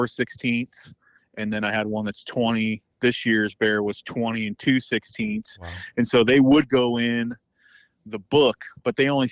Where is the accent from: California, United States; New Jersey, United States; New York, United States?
California, United States; But I'm from the northern part. Where the main population of bears are.